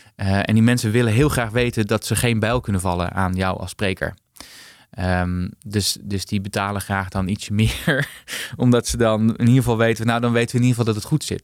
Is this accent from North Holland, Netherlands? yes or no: yes; Haarlem, North Holland, Netherlands; also born or lived in Amsterdam; Ik ben in Amsterdam eh, geboren, maar op mijn vierde naar, naar Haarlem vertrokken.